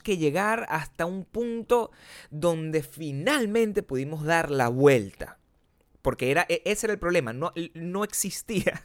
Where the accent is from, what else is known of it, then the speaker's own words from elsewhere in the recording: Venezuela; also born or lived in Chicago; now in Los Angeles, United States; siendo venezolano